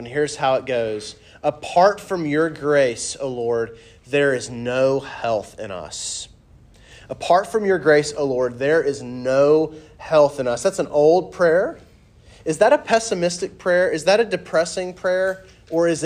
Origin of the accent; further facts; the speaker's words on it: the South, United States; accent: southern; my southern accent